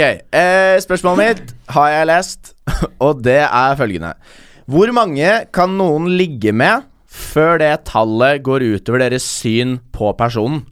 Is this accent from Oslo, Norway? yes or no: no; Bærum, Akershus, Norway; jeg er jo fra Bærum